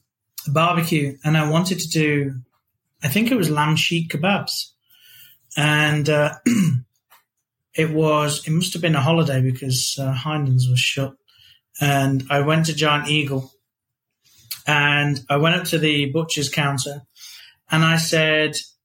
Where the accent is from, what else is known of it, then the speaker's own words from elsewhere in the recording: England, United Kingdom; moved away as an adult; now in United States; I said, "England."